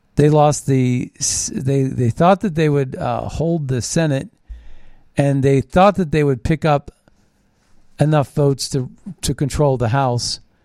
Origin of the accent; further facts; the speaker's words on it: Ohio Valley, United States; growing up in the Ohio, the Ohio Valley and uh, the Steel Valley uh, back in the 70s